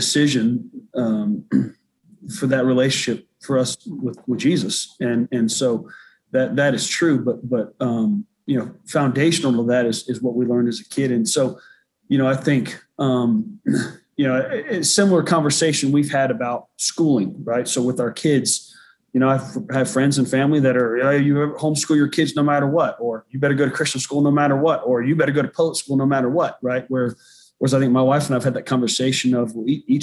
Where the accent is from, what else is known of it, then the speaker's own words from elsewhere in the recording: the South, United States; moved away as an adult; also born or lived in Massachusetts / Indianapolis, Indiana / Houston, Texas / Charlotte, North Carolina; I grew up in the South